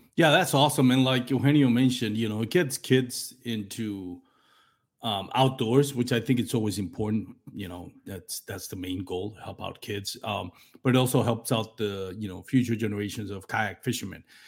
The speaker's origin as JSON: {"language": "English", "country": "Puerto Rico", "said": "I'm from Puerto Rico"}